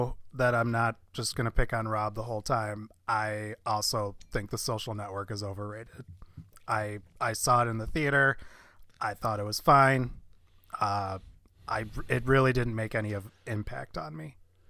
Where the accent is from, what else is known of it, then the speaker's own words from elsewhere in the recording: United States; Because I'm American.